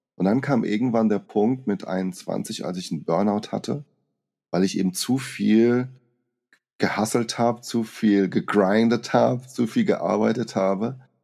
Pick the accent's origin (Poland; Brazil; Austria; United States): Brazil; moved away; als kleiner Junge in Brasilien